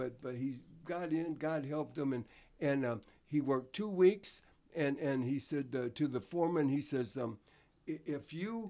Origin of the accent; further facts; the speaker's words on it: Tullahoma, Tennessee, United States; born there; I was born in Tullahoma, Tennessee.